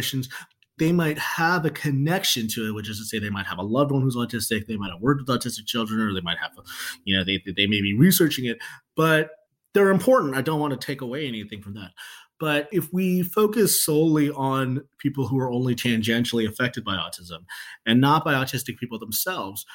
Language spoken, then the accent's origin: English; Chicago, Illinois, United States; I'm from Chicago